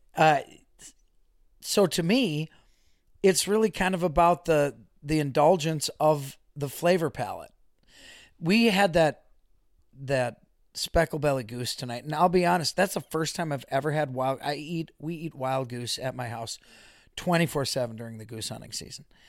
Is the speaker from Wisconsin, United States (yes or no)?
yes; Waukesha, Wisconsin, United States; Born and raised in Waukesha, the home of … and …